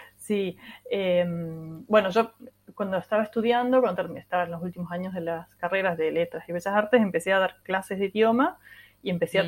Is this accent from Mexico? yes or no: no; Córdoba, Argentina; accent: cordobés; Yo estoy en Córdoba, sí, sí, soy ah, cordobesa